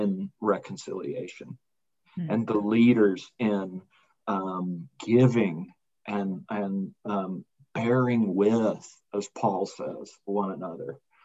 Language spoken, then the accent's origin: English; Birmingham, Alabama, United States; moved away as an adult; also born or lived in Washington, District of Columbia, United States / Arlington, Virginia; now in Colorado Springs, United States; I grew up in Birmingham, and I was born in 1970, and I kind of grew up in Birmingham